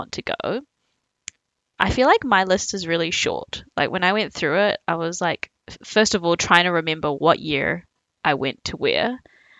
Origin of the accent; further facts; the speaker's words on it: Auckland, New Zealand; also born or lived in Taiwan; I was born in Taiwan and then I moved to New Zealand when I was 4